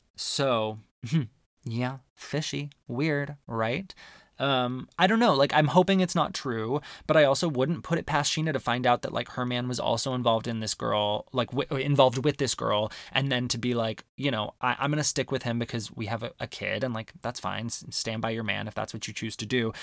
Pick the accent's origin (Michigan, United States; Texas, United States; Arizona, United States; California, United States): Arizona, United States; growing up in Arizona